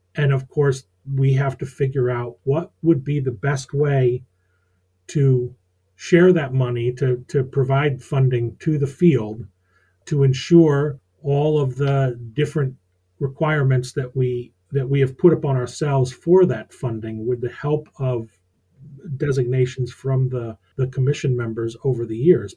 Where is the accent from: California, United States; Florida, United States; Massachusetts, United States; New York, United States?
New York, United States; Rochester; moved away as an adult; also born or lived in Syracuse, New York, United States; now in Maine, United States; I was born in Rochester, New York, went to school at Syracuse